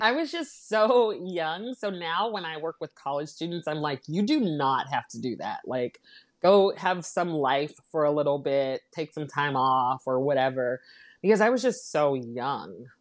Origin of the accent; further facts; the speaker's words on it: United States; My parents are from the Caribbean, um, so they immigrated to the United States, um, and I was born here in the States